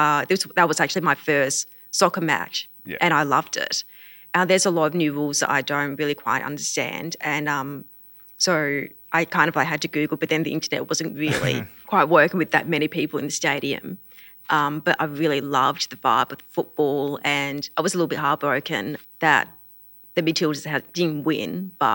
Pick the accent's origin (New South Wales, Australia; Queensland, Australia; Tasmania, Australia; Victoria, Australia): Queensland, Australia; I am a Queenslander.